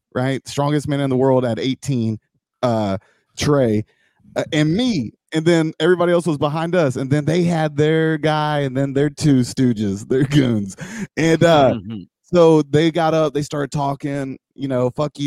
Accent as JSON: {"language": "English", "region": "Georgia", "country": "United States", "said": "I'm from Georgia"}